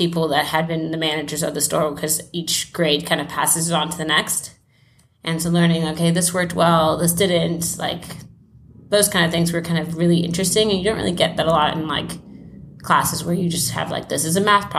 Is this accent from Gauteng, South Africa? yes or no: yes; Johannesburg, Gauteng, South Africa; born there; I was born in Johannesburg, South Africa, and I am finishing up remote year, which is what I've been doing for the past year.